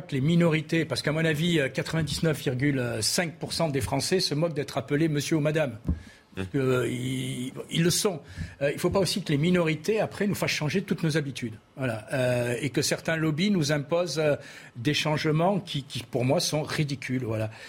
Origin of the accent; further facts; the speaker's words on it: Vaucluse, Provence-Alpes-Côte d'Azur, France; je suis originaire du Vaucluse